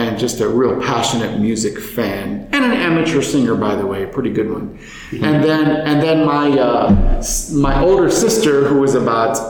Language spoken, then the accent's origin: English; Austin, Texas, United States; also born or lived in Chicago, Illinois; now in San Marcos, United States; my hometown of Austin, Texas.